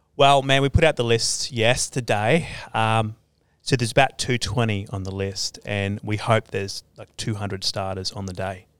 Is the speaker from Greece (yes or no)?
no; Australia; my hometown, because um, yeah, our family's been there since like the 1860s